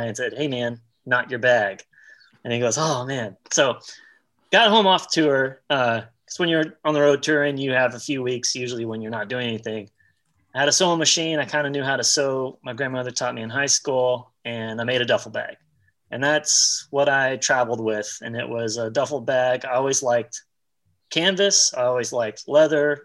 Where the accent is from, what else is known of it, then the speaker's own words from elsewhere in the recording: Dallas, Texas, United States; I'm originally from Dallas, Texas